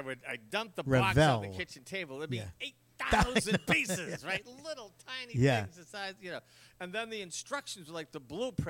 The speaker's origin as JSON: {"language": "English", "town": "Boston", "region": "Massachusetts", "country": "United States", "tie": "born or raised there", "said": "my brother and I were talking about that the other day when we grew up in Dorchester."}